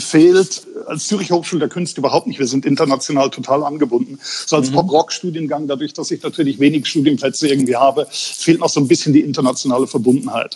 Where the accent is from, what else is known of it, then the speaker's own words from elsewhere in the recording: Bavarian Forest, Germany; moved away; aus dem Bayerischen Wald, also Südostbayern, wo ich herstamme